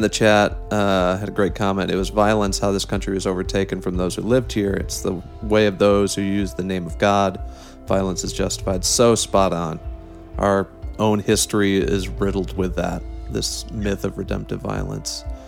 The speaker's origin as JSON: {"language": "English", "town": "South Bend", "region": "Indiana", "country": "United States", "said": "I'm from South Bend and have a soft spot for my former mayor Pete Buttigieg"}